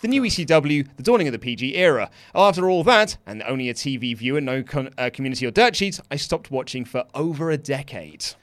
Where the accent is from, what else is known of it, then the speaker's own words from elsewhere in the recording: United Kingdom; I'm British